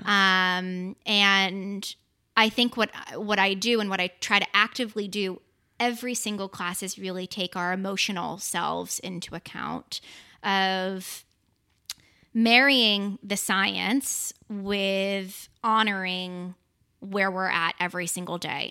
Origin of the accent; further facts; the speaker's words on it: Boston, Massachusetts, United States; I'm from Boston, Massachusetts